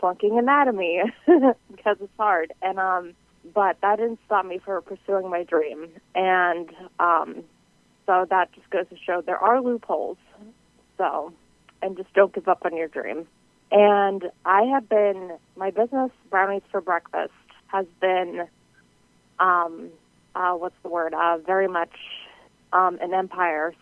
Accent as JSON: {"language": "English", "region": "New England", "country": "United States", "said": "I am from the New England area"}